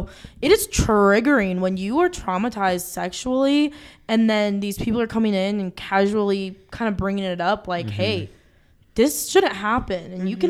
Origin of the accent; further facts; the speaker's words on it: United States; growing up in America